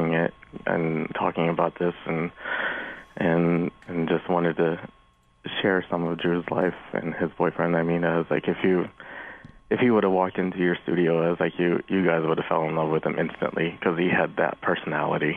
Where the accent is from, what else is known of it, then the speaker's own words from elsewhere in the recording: Florida, United States; now in Cincinnati, United States; I'm originally from Florida